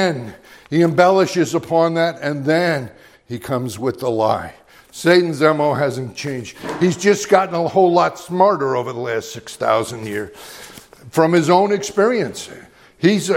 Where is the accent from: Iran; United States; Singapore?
United States; Middleburg, Virginia; preached in Middleburg, my hometown, at one of our local places